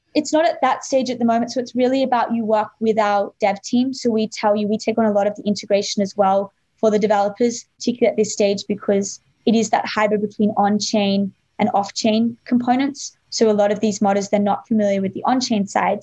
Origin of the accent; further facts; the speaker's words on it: Australia; I grew up in Australia